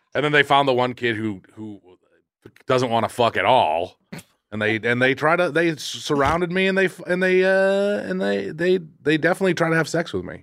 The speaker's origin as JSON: {"language": "English", "town": "Quincy", "region": "Massachusetts", "country": "United States", "said": "I'm from Quincy. We're both, we're sea towns."}